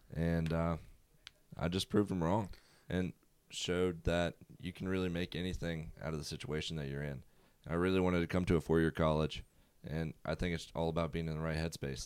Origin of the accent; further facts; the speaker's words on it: Prince George, Virginia, United States; I'm from Prince George, Virginia. It's a small town, about forty-five minutes south of Richmond.